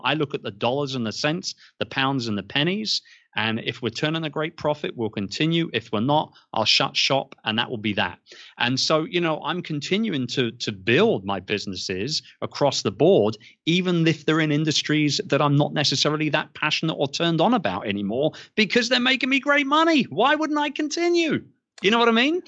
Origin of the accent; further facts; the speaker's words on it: London, United Kingdom; moved away as an adult; now in Philippines; Born and raised in London, um, was in the publishing game for a long time